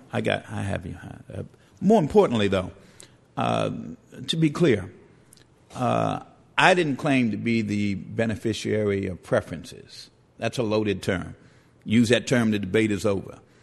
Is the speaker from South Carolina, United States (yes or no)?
no; New York City, New York, United States; I grew up in the Bronx